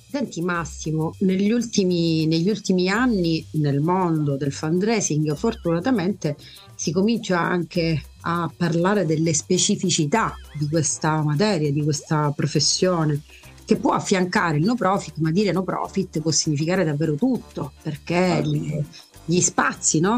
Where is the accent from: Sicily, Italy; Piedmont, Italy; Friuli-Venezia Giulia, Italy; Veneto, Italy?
Sicily, Italy; da da siciliana